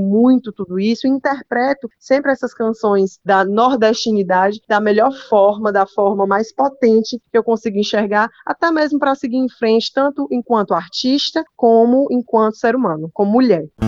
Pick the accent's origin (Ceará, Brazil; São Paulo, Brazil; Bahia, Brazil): Ceará, Brazil; Fortaleza; Eu sou de Fortaleza, né? inclusive, sou a única filha nordestina.